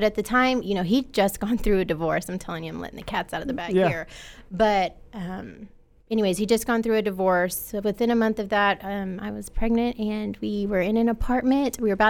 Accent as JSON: {"language": "English", "area": "Quanta", "region": "Texas", "country": "United States", "tie": "born or raised there", "said": "Well, I am from Quanta, Texas, graduated with 30 people."}